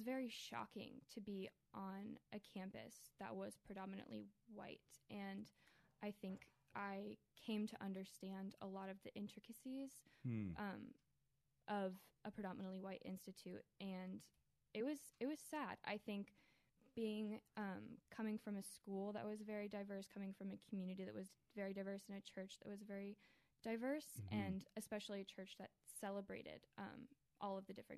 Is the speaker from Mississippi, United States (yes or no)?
no; Columbia, Maryland, United States; born or raised there; also born or lived in Chicago, Illinois